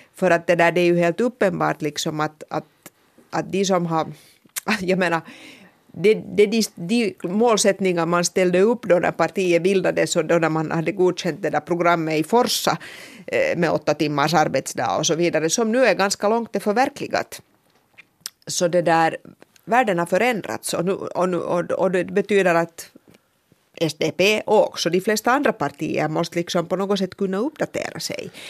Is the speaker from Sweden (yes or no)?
no; Finland; vi finlandssvenskar